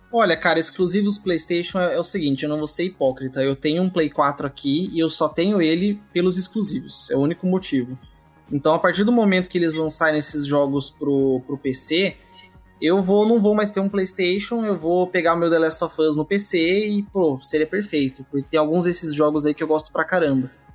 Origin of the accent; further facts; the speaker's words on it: Curitiba, Paraná, Brazil; eu já sou curitibano